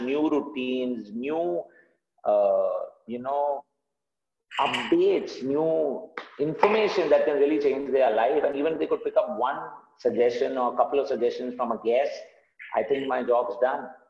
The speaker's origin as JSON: {"language": "English", "country": "India", "said": "I'm an Indian"}